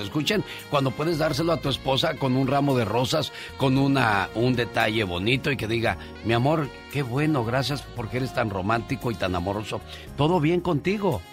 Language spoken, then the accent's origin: Spanish; Mexico City, Mexico; moved away; Yo vengo de la Ciudad de México, caminé por la Merced, vi muchas cosas y dije, a lo que se expone uno estando chiquillo